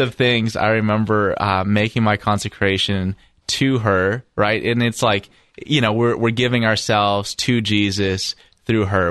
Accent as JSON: {"language": "English", "town": "Toronto", "region": "Ontario", "country": "Canada", "tie": "born or raised there", "said": "I grew up in Toronto, Ontario"}